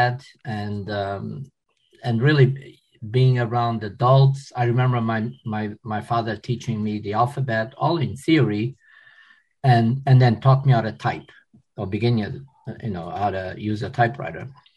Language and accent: English; Portugal; also born or lived in Philadelphia, United States; now in United States; I was born in Portugal